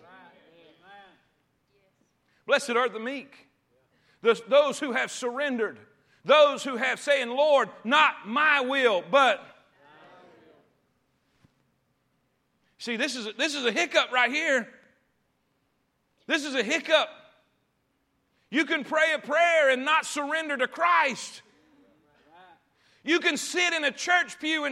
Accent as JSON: {"language": "English", "region": "the South", "country": "United States", "tie": "born or raised there", "said": "We grew up in the South."}